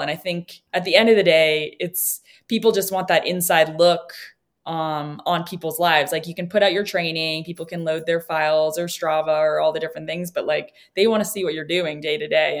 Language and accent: English; New Hampshire, United States; I grew up in New Hampshire